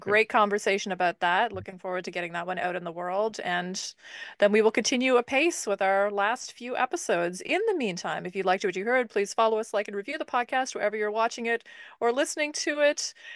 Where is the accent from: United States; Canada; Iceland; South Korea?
Canada; speaking as a Canadian